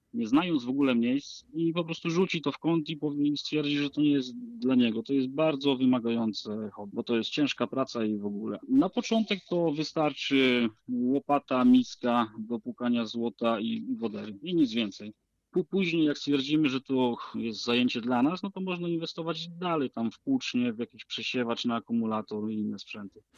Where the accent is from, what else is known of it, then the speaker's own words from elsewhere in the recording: Lower Silesian Voivodeship, Poland; tutaj u nas na Dolnym Śląsku